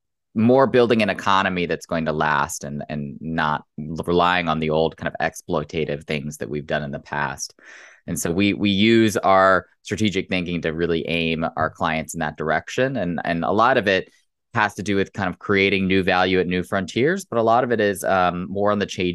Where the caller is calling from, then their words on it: Chicago, Illinois, United States; No, it's not. It's in Chicago. So it's early in the morning here.